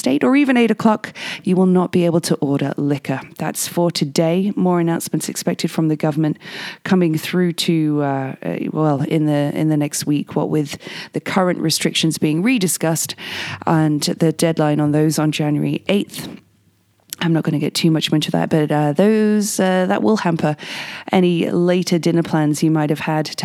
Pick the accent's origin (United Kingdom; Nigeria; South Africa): United Kingdom; England; now in Whistler, Canada; me being English